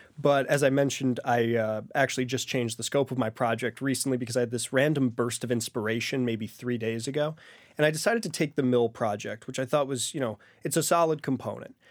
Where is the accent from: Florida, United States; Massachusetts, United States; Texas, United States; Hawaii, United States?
Massachusetts, United States; Great Barrington; moved away as an adult; going back to serve in my hometown of Great Barrington